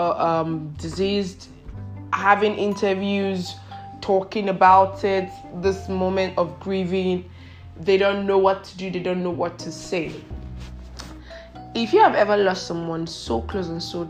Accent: Nigeria; I am Nigerian

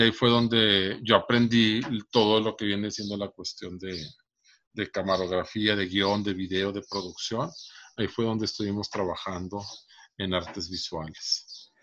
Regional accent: Monterrey, Nuevo León, Mexico; also born or lived in Santa Catarina; toda la vida he vivido aquí en Monterrey. En la zona sur, principalmente, es donde yo viví.

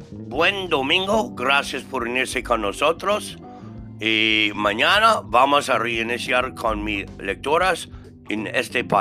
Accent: New York, United States; Spanish is a second language; now in Mexico; Yo soy de Nueva York, pero estuvo viviendo en más de 17 países.

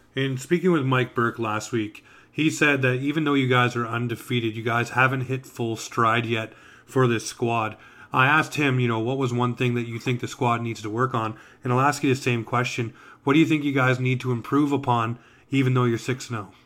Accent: Toronto, Ontario, Canada; I grew up in Toronto

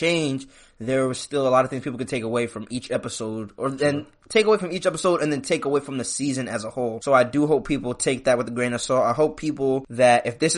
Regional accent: Trenton, New Jersey, United States; moved away; I'm coming back to support my hometown. If y'all didn't see my Trenton High video

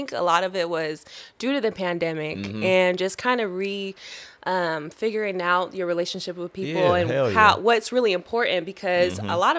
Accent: Syracuse, New York, United States; moved away; I'm originally from Syracuse.

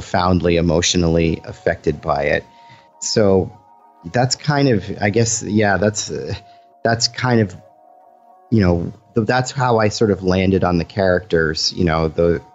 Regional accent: Boston, Massachusetts, United States; now in California, United States; I'm originally from Boston

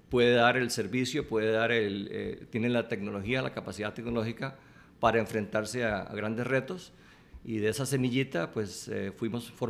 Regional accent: Costa Rica; moved away; Yo me fui de Costa Rica de joven y estudié tecnología y estaba trabajando

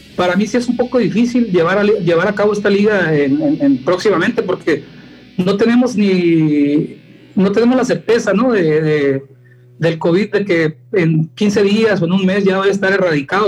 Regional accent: Guerrero Negro, Baja California Sur, Mexico; now in La Paz, Mexico; yo soy de Guerrero Negro, es una zona, pues es la frontera con Baja California

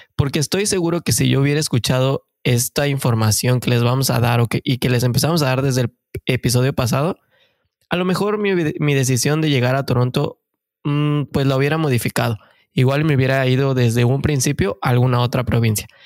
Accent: Mexico; moved away as an adult; now in Canada; somos mexicanos de corazón que venimos en busca del famosísimo sueño canadiense

